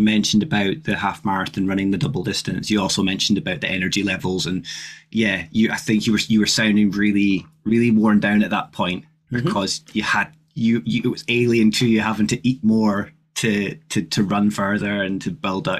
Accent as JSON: {"language": "English", "region": "Scotland", "country": "United Kingdom", "said": "myself and Ryan being Scottish"}